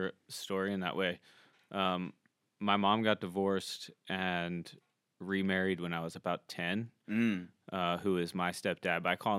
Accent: Florida, United States; moved away; my hometown.

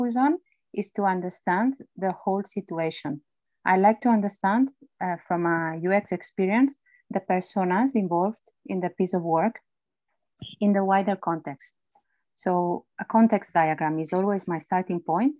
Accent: Barcelona, Catalonia, Spain; English is a second language; moved away as an adult; also born or lived in London, United Kingdom; now in United Kingdom; I was born in Barcelona.

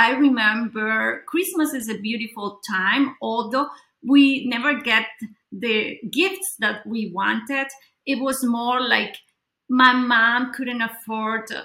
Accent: Colombia; I grew up in Colombia

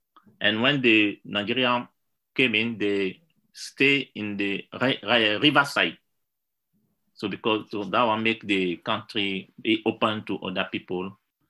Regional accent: Porto-Novo, Ouémé, Benin; first language Yoruba; English is a second language; moved away as an adult; now in London, United Kingdom; I'm from, I'm born in Port Novo, and I grew up there before I come to Europe. Yeah, we officially speak French, and without that, we have our other traditional language, like maternal language. Mine is Yoruba

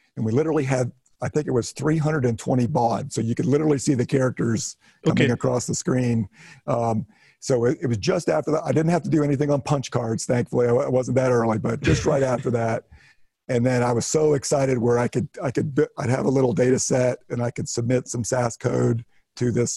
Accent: Ohio, United States; moved away as an adult; also born or lived in North Carolina; I grew up in Ohio, north central part

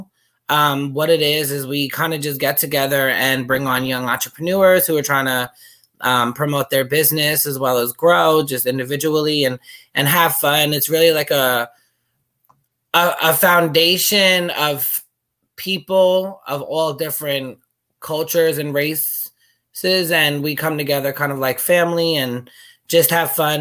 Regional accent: Port St. Lucie, Florida, United States; also born or lived in Brooklyn, New York; now in Vero Beach, United States; I always forget the exact age I moved down here, but it was in fourth grade

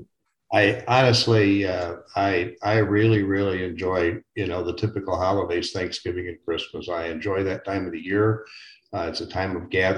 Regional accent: Chicago, Illinois, United States; moved away as an adult; now in Phoenix, United States; I'm from Chicago, Illinois originally, but I have lived now 20 years out in Phoenix, Arizona

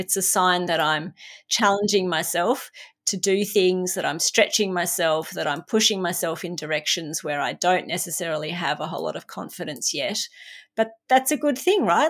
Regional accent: Australia; In Australia, it was the tall poppy syndrome. We're brought up, you never big note yourself

